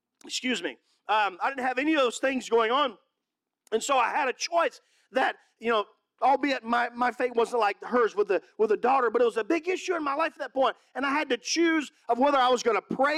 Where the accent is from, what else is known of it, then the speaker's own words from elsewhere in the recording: Mississippi, United States; moved away; also born or lived in California; I'm from Mississippi.